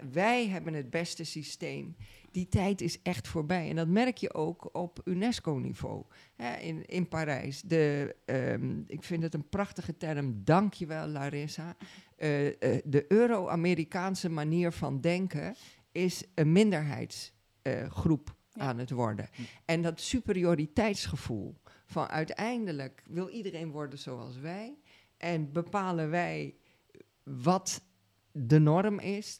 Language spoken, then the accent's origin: Dutch; Suriname; now in Netherlands; Ik kom uit Suriname. Ik ben eh, daar geboren en getogen.